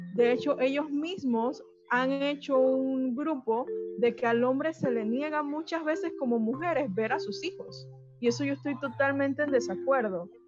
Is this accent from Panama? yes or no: yes; Bocas del Toro, Panama; donde yo vengo en Bocas del Toro